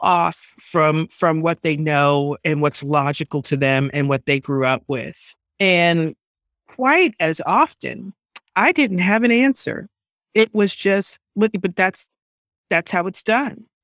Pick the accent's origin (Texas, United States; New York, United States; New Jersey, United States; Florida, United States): New York, United States; I grew up in New York, and it, it is a melting pot